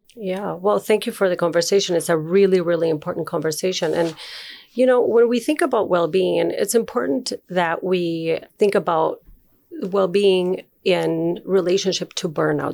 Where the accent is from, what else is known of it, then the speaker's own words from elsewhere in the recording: Uruguay; moved away as an adult; also born or lived in Chile; now in Minnesota, United States; I was born in Uruguay, and I lived there